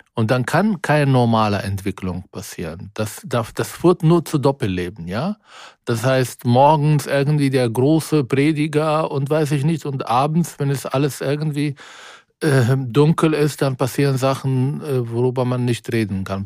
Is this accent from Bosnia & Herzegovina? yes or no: no; Israel; German is a second language; moved away as an adult; now in Germany; in Israel zum Beispiel in meiner Heimat, in meinem Dorf